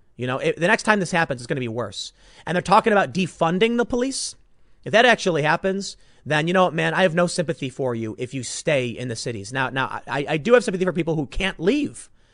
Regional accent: Chicago, Illinois, United States; moved away; Chicago, my hometown

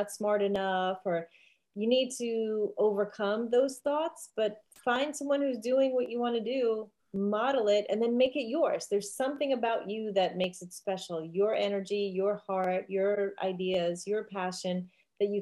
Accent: New York City, New York, United States; I grew up in Staten Island, New York, and people don't think of it as being an island, but it is.

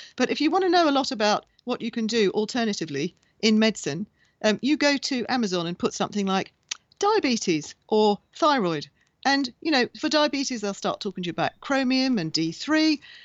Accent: Bahrain; I was born in Bahrain in the Middle East

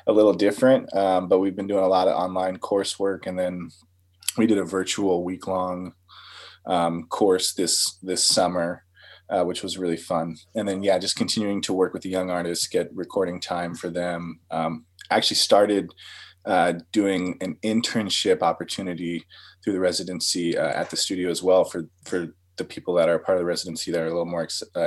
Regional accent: Shoreline, Washington, United States; also born or lived in Seattle; growing up in Shoreline, I had a pretty good music program

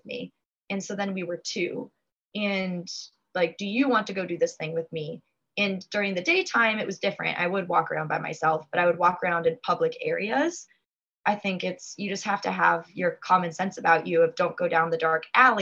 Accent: United States; coming over as an American

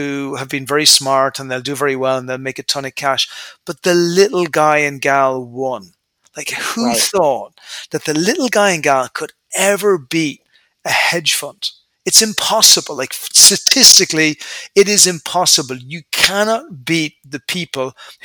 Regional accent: Ireland; moved away; I'm an Irish guy initially. I came from a nice family.

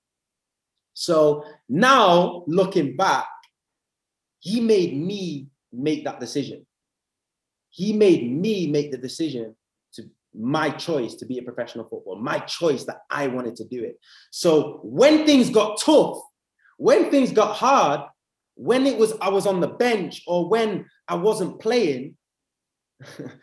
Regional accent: England, United Kingdom; accent: English; also born or lived in Spijkenisse, Netherlands / Amsterdam, Netherlands / Huddersfield, England; So we moved as a family to England, and that's when I was five. So that's why I've got an English accent. I literally grew up in England

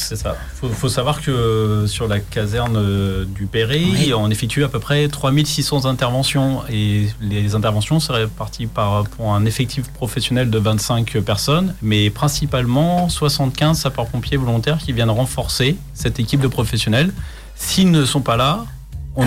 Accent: Chartres, Centre-Val de Loire, France; moved away as an adult; je ne suis pas originaire d'ici. Je suis de Chartres, en Eure-et-Loire.

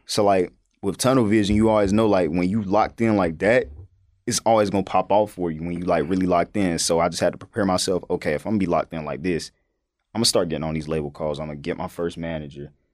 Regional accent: North Carolina, United States; me growing up in North Carolina

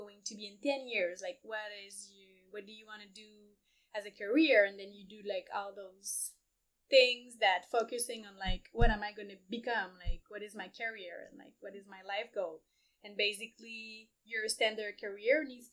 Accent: Montreal, Quebec, Canada; moved away as an adult; also born or lived in Ecuador / El Salvador / Indonesia; I grew up in Montreal

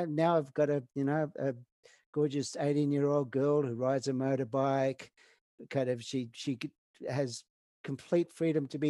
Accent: Snowy Mountains, Cooma/Jindabyne, New South Wales, Australia; moved away as an adult; now in Canada; my kind of hometown back in Australia on the Cooma Jindabyne side. Yes, because I grew up in the Snowy Mountains

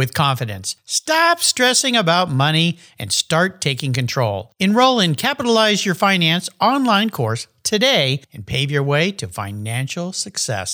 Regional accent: La Jolla, California, United States; now in Gig Harbor, United States; my hometown of beautiful La Jolla, California

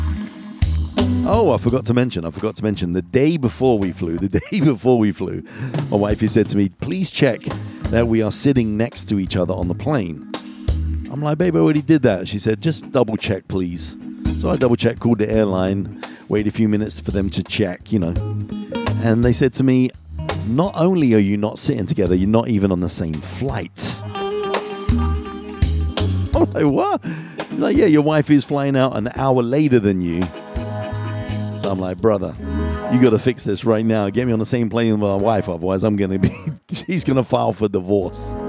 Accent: London, United Kingdom; moved away; I'm from London originally.

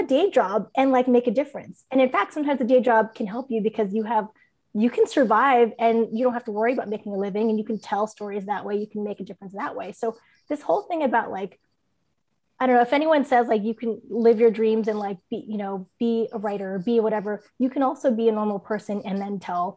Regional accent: San Diego, California, United States; also born or lived in San Francisco Bay Area, California; now in San Diego, United States; I grew up in San Diego

